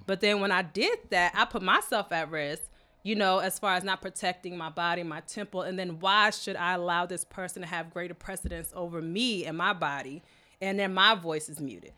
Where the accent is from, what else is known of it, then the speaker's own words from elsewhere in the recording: Michigan, United States; was born in Michigan uh, by two Kenyan natives.